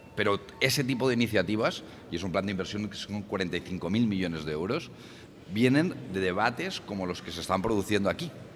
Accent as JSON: {"language": "Spanish", "town": "Barcelona", "region": "Catalonia", "country": "Spain", "also_born_or_lived": "Brussels", "said": "Soy de Barcelona y soy del Partido Socialista Obrero Español"}